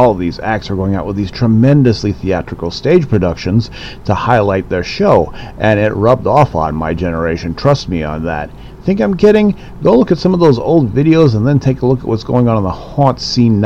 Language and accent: English; Chicago, Illinois, United States; born and raised in the Windy City back in the 70s and 80s